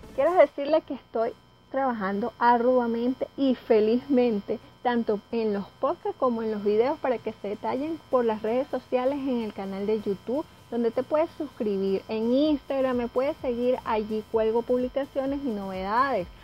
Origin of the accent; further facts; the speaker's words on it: Venezuela; venezolana y vivo en Caracas